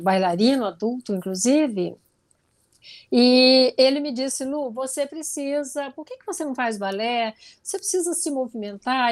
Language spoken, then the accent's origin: Portuguese; interior of Goiás, Brazil; eu sou do interior de Goiás e na minha infância eu não tinha nem televisão na minha casa